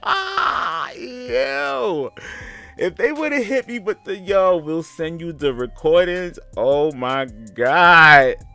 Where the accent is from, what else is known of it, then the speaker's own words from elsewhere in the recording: New York City, New York, United States; I'm from Gowanus Projects.